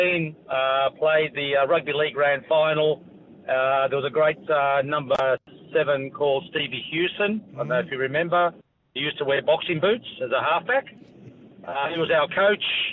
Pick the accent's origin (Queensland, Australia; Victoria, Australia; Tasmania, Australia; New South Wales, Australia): New South Wales, Australia; Queanbeyan; moved away as an adult; also born or lived in South Africa; I grew up in Queanbeyan, 21,000 people